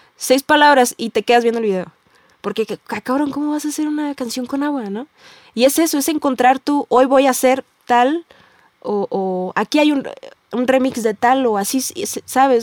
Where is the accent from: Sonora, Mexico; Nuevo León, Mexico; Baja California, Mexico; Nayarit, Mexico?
Baja California, Mexico; Tijuana; yo soy, vengo de Tijuana